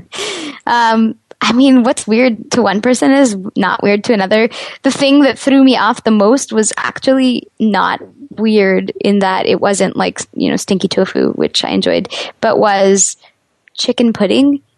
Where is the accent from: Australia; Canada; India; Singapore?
Canada; As a Canadian